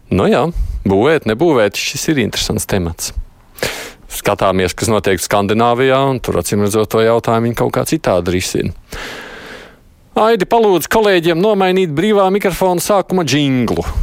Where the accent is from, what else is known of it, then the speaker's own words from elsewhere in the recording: Pienava, Tukums Municipality, Latvia; tāpēc, ka es pats esmu no Pienavas.